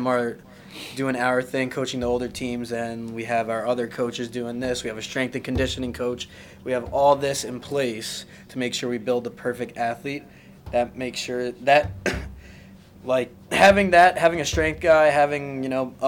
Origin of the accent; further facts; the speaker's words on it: New York City, New York, United States; now in Westchester County, United States; I'm originally from Forest Hills, and now I move up here